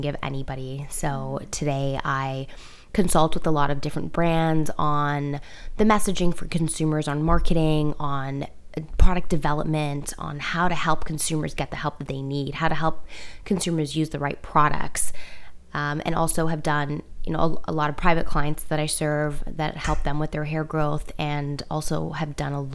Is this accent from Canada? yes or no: yes; Toronto, Ontario, Canada; moved away as an adult; also born or lived in Iran; now in New York, United States; I grew up born in Iran, grew up in Toronto